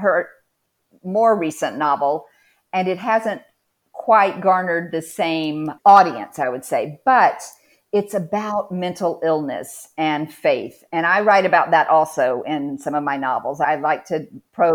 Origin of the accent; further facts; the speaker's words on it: Atlanta, Georgia, United States; moved away as an adult; now in Lyon, France; the house and property where I grew up in Atlanta